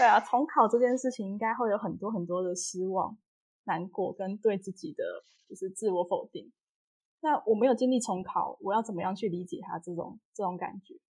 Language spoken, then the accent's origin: Chinese; Kaohsiung, Taiwan; 我是高雄人，然后我去台南念书嗯，所以每天其实要花大概三个小时通勤